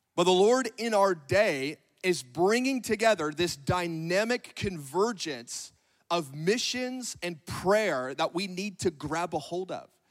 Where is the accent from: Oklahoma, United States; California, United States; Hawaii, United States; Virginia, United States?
California, United States; Northern; moved away as an adult; now in Grandview, United States; I'm from Northern California.